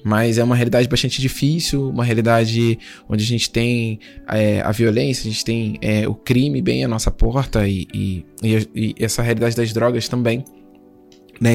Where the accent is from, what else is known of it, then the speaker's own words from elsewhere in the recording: Duque de Caxias, Rio de Janeiro, Brazil; sou natural do Rio de Janeiro, né? De uma região lá em Duque de Caxias, que é um município, é a nossa zona.